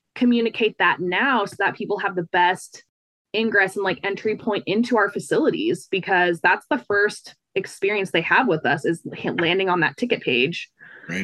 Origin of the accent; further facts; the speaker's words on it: Fort Collins, Colorado, United States; I'm from Fort Collins, which is like an hour north of Denver.